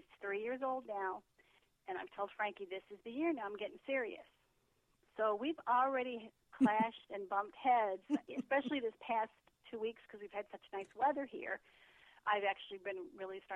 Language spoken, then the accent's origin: English; Norwalk, Ohio, United States; moved away as an adult; also born or lived in Long Island, New York; we moved back to my hometown in Norwalk, Ohio